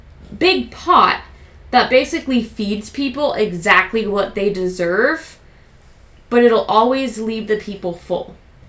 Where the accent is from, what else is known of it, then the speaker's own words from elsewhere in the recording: Ireland; Well, we're from Ireland.